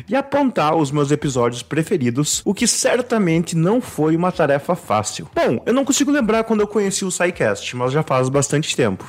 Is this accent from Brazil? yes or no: yes; interior of Rio Grande do Sul, Brazil; Sou aqui do interior do Rio Grande do Sul